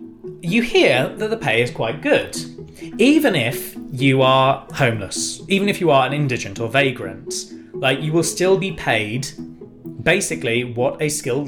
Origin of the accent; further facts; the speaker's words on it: Yorkshire and the Humber, United Kingdom; I'm from Yorkshire, I am.